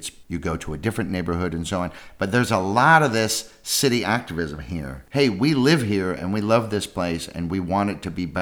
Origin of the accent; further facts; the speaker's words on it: San Francisco, California, United States; moved away; I'm from San Francisco